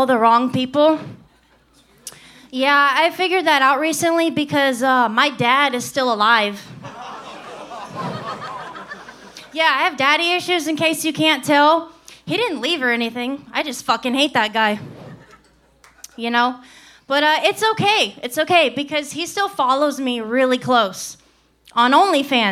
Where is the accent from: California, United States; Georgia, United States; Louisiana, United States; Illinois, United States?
Louisiana, United States; now in Austin, United States; I'm originally from Louisiana